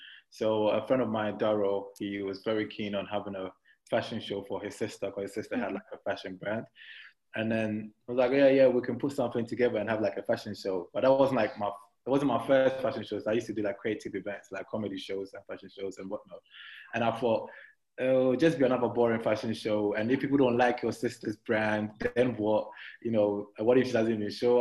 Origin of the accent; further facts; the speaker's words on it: Ghana; moved away as an adult; now in London, United Kingdom; I was born and raised in Ghana till I was 18. Then I joined my family here